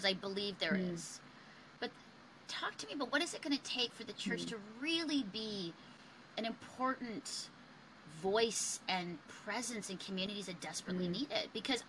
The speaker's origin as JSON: {"language": "English", "country": "Philippines", "lives_now": "Canada", "said": "as a Filipino woman, even, you know, Asian, like the racism prejudice that I've experienced in Canada because of how I look"}